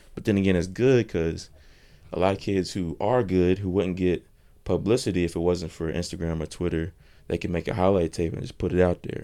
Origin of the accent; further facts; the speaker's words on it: North Carolina, United States; I'm from North Carolina